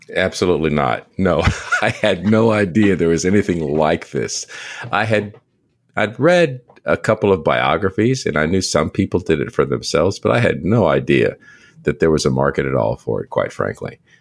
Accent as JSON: {"language": "English", "town": "San Antonio", "region": "Texas", "country": "United States", "said": "I'm from San Antonio, Texas"}